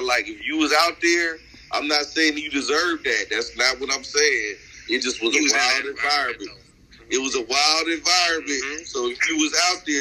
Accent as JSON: {"language": "English", "town": "Oakland", "region": "California", "country": "United States", "said": "I'm from Oakland"}